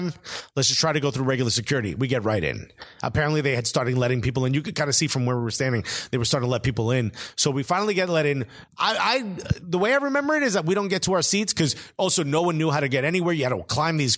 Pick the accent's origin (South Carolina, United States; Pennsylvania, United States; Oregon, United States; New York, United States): New York, United States; New York.